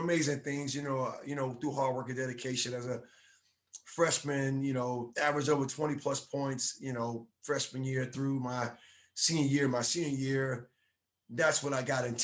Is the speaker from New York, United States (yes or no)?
no; Miami, Florida, United States; moved away as an adult; now in Dallas, United States; I grew up in Miami